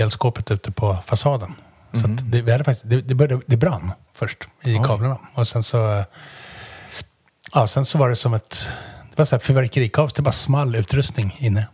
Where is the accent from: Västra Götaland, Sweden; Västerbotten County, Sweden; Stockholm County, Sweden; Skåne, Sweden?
Västerbotten County, Sweden; Umeå; jag är från Umeå